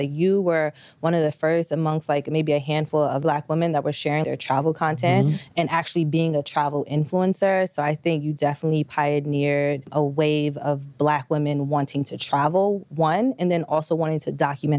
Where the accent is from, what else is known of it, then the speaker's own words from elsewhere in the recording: New York, United States; growing up in New York, in any urban area